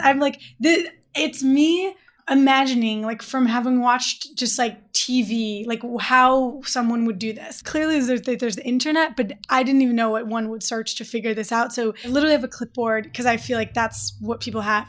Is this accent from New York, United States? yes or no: no; Detroit, Michigan, United States; I'm from Detroit